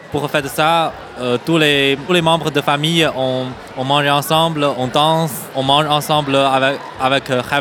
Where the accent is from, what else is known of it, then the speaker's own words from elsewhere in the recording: Taiyuan, Shanxi, China; French is a second language; moved away; je viens de Chine continentale. C'est la province de Shanxi, il s'appelle Taiyuan.